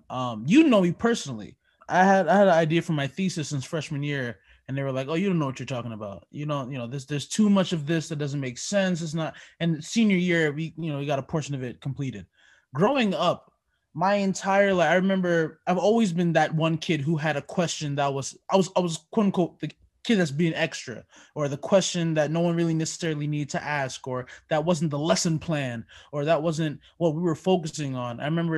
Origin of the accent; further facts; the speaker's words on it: Jamaica; moved away; So my dad, well, I'm Jamaican. We immigrated to this country, and he pretty much had to follow the books